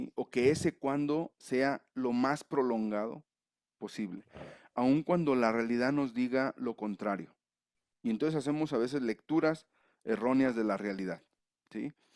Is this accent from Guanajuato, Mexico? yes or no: yes; León, Guanajuato, Mexico; moved away as an adult; now in Mexico City, Mexico; Nací en León, pero estoy ahora en la Ciudad de México.